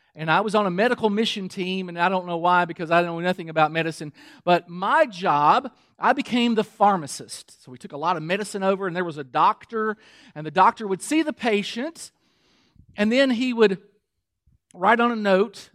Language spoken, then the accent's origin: English; Kentucky, United States; moved away; I'm from Kentucky